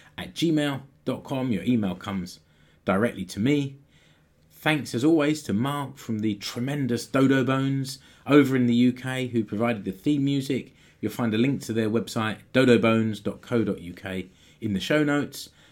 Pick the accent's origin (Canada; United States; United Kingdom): United Kingdom; now in Finland; I'm British